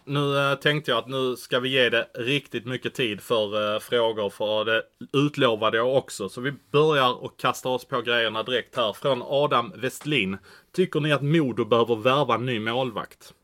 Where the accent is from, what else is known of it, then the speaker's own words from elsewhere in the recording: Malmö, Skåne, Sweden; jag är från Malmö